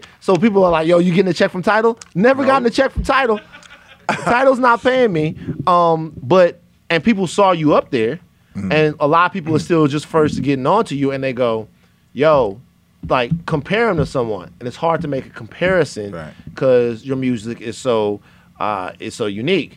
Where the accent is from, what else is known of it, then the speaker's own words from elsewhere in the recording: Louisiana, United States; I'm from Louisiana